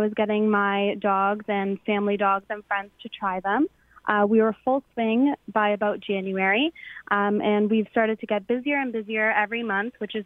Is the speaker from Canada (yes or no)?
yes; Hamilton, Ontario, Canada; we're from Hamilton.